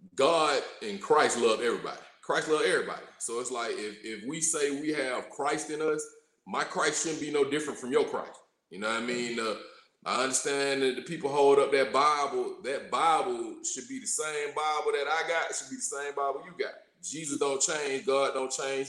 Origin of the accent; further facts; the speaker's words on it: College Park, Georgia, United States; accent: drawl, twang; also born or lived in Morrow, Georgia; I was raised in College Park, Georgia. So you hear the drawl in my voice, you hear the twang